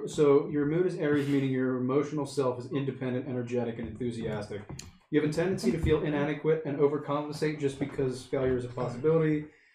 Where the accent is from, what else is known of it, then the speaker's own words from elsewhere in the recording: Bryn Mawr, Pennsylvania, United States; born there; I was born on July 9th, 1998, in Bryn Mawr, Pennsylvania, at 10:46 a.m.